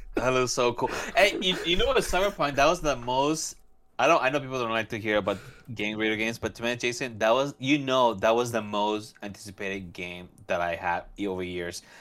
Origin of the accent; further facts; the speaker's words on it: California, United States; moved away; also born or lived in Central America; I grew up in California somewhat